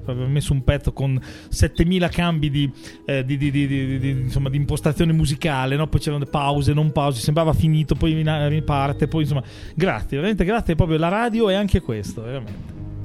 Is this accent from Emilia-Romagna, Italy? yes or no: yes; Emilia-Romagna, Italy; io che sono romagnolo quindi tendenzialmente sono un po' sburone